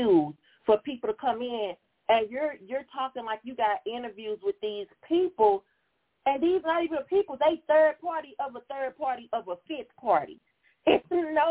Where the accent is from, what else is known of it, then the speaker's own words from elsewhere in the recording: St. Louis, Missouri, United States; I'm from St. Louis